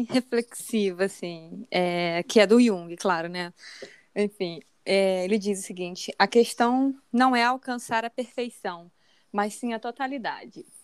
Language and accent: Portuguese; Brazil; não precisa estar aqui na minha humilde cidadezinha. Eu sou de Nova do Rio.